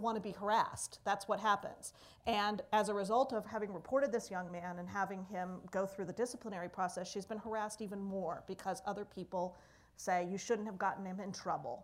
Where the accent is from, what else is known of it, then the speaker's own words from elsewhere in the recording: Pennsylvania, United States; I'm from Pennsylvania